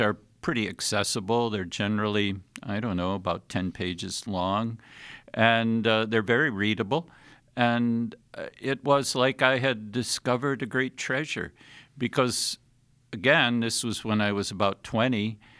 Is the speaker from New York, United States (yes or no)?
no; Anchorville, Michigan, United States; our little grade school in Anchorville